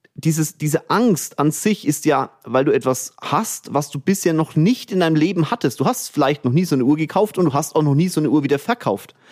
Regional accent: Kulmbach, Bavaria, Germany; also born or lived in Bamberg; now in Munich, Germany; Kulmbach war meine Kindheit, Bamberg war meine Heimat und jetzt ist München meine Heimat

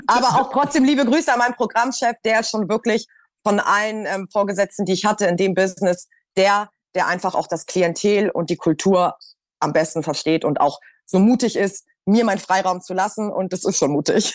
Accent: Hamburg, Germany; moved away as an adult; now in Berlin, Germany; ich bin ja aus Hamburg und bin dann 2018, glaube ich, nach Berlin

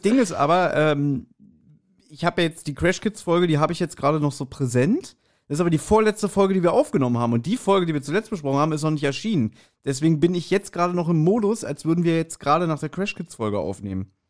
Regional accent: Berlin, Germany; ich bin ja in Kreuzberg geboren und aufgewachsen

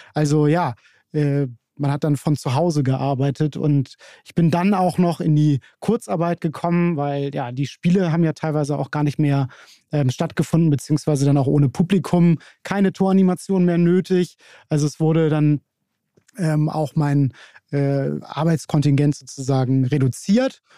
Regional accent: Hamburg, Germany; aus Hamburg, bin hier ganz um die Ecke groß geworden

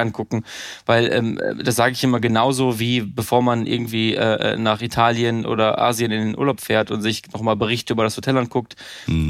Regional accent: Münsterland, North Rhine-Westphalia, Germany; moved away; ich komme äh, aus dem Münsterland, einem kleinen Dorf 1000, 1500 äh, Einwohner, habe Abitur gemacht

